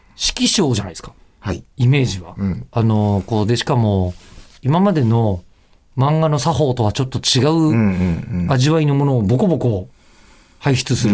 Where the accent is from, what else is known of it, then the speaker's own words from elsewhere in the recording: Osaka, Japan; moved away as an adult; now in Tokyo, Japan; ご地元大阪ですよ